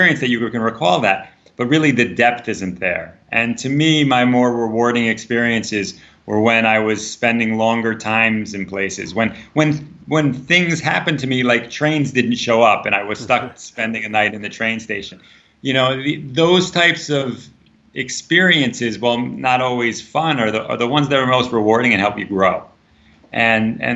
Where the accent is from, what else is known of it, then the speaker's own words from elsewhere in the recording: United States; as an American